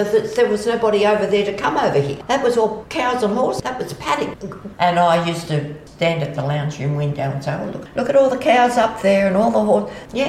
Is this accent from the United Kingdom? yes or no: no; Sydney, New South Wales, Australia; now in Kiama, Australia; No, I was born in Sydney and we came for a drive. I think it was in the early 60s and we fell in love with Kiama. We bought the land in 1970. We came and moved in this house in 1974.